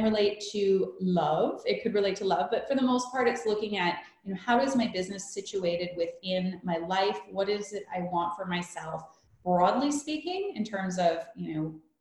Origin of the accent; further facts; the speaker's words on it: Canada; moved away as an adult; also born or lived in Vancouver, Canada; now in Munich, Germany; I'm from Canada.